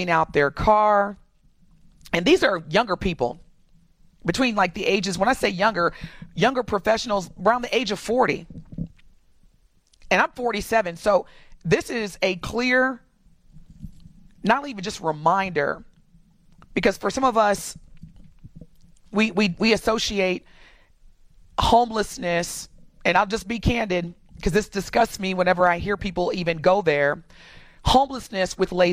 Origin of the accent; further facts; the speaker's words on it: Indiana, United States; moved away; Indiana, my home state, as a black person, especially growing up, when I grew up in Indiana